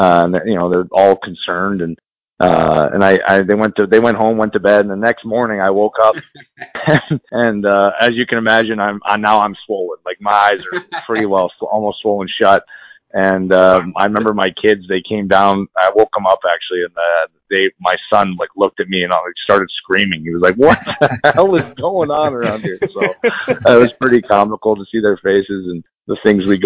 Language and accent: English; United States; also born or lived in Canada; I grew up mostly in the States